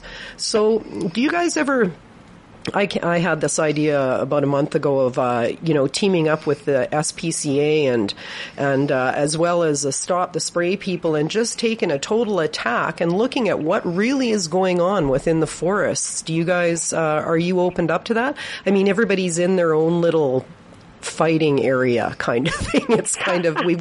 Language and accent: English; Victoria, British Columbia, Canada; I was raised in Victoria, and I spent my whole life playing around in the forests